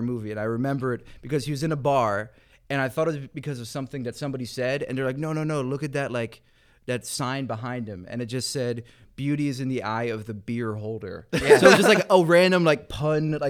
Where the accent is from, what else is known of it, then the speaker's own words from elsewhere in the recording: Philadelphia, Pennsylvania, United States; moved away as an adult; now in Chicago, United States; I grew up in Philly, so all my dad's family are, like, diehard sports fans